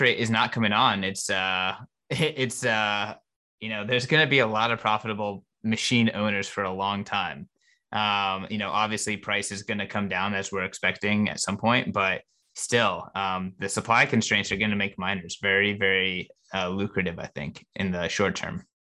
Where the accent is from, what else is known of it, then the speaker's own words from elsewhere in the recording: United States; as an American and as a Bitcoiner